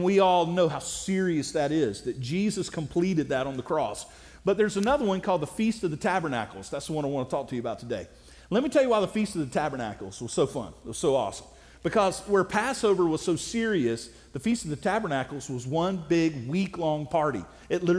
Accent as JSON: {"language": "English", "region": "South Alabama", "country": "United States", "said": "I'm from South Alabama."}